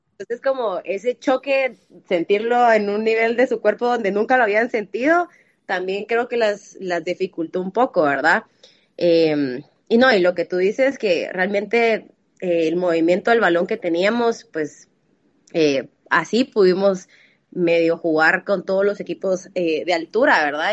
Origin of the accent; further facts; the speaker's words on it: Guatemala; tengo 26 años, soy de Guatemala